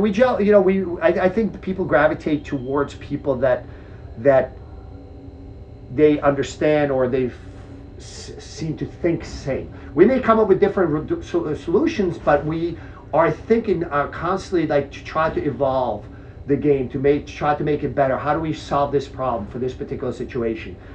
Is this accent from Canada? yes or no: no; Czechia; now in United States; I was born in Czech Republic, former Czechoslovakia